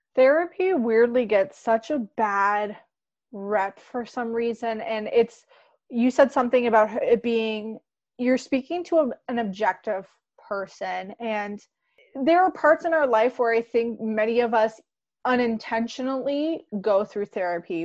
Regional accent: Canada; I'm Canadian

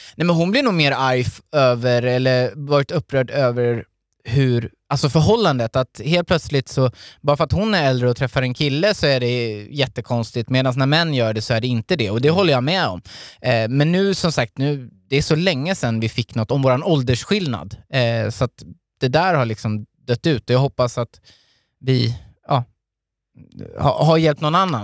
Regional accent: Hultsfred, Kalmar County, Sweden; now in Stockholm, Sweden; uppvuxen i Hultsfred, en liten ort i Småland

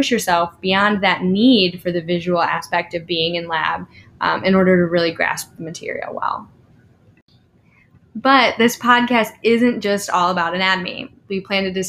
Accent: Cleveland, Ohio, United States; now in Louisville, United States; I'm from Cleveland, Ohio.

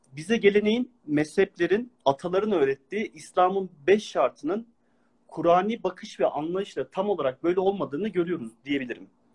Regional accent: Ankara, Turkey; now in abroad; Aslen Ankaralıyım

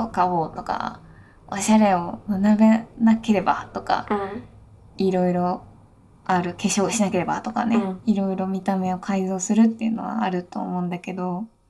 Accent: Tokyo, Japan; 私はもう東京生まれなので、うん、そういうものとは全然遠い世界で生まれ育ってきてしまった

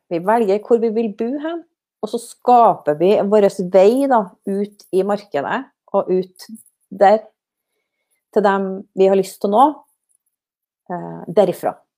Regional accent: Snåsa, Trøndelag, Norway; å komme tilbake til heimplassen min til Snåsa

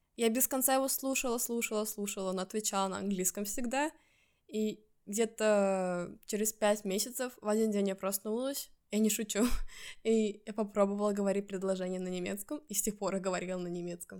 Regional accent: Estonia; first language Russian; moved away as an adult; now in Stockholm, Sweden; Я родилась в Эстонии, в русскоязычной семье

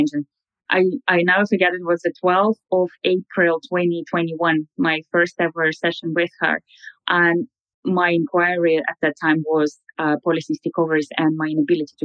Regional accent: Russia; moved away as an adult; also born or lived in London; now in Dublin, Ireland; I am natively from Russia, but I've been living abroad now for 10 years. I moved to London and I moved to Dublin

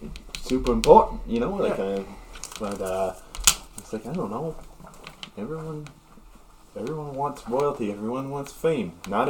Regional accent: Vancouver, British Columbia, Canada; now in Nova Scotia, Canada; I still lock everything because I'm from Vancouver, but when I moved here

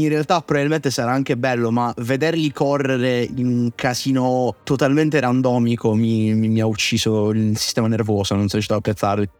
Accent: Southern Italy, Italy; da terrone

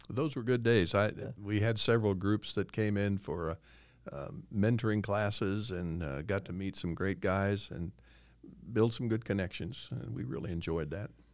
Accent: Illinois, United States; moved away as an adult; also born or lived in Cincinnati, Ohio / Jacksonville, Florida; Brenda and I grew up in Illinois

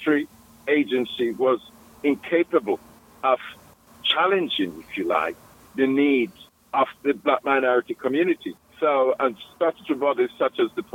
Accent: Jamaica; now in Birmingham, United Kingdom; I was born in Jamaica, West Indies.

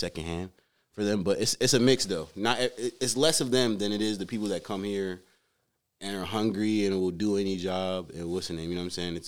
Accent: Sierra Leone; now in United States; I was born in Sierra Leone.

